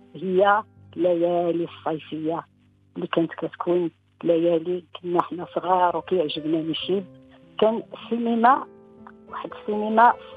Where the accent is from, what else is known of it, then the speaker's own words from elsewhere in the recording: Ksar El Kebir, Tanger-Tetouan-Al Hoceima, Morocco; مدينة القفص كبير مدينتي ومسقط رأسي والمدينة اللي كنحبها من كل قلبي